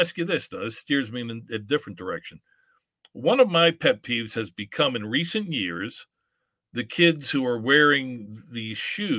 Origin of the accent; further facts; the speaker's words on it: Pittsburgh, Pennsylvania, United States; I'm from Pittsburgh. We don't say soda. We say pop.